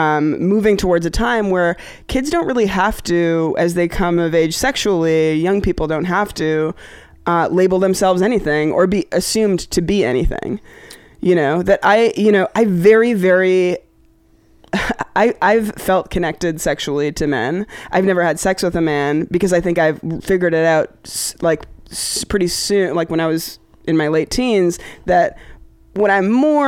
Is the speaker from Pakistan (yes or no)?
yes; Pakistan; I'm here, I'm this Pakistani person that could be a representative of, like, not a terrorist